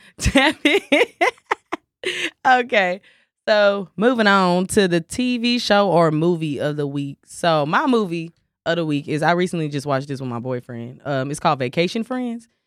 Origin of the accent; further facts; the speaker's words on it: Dallas, Texas, United States; I'm from Dallas, Texas